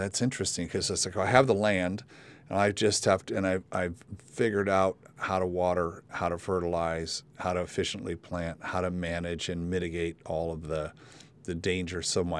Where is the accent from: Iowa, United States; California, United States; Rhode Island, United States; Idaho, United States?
California, United States; I mean, I've been driving between Santa Barbara and L.A. my whole life. I came from the San Fernando Valley, and I would drive through Camarillo, that area there